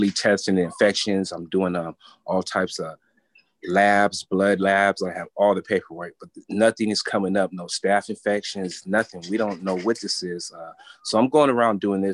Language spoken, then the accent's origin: English; San Diego, California, United States; I'm from San Diego, California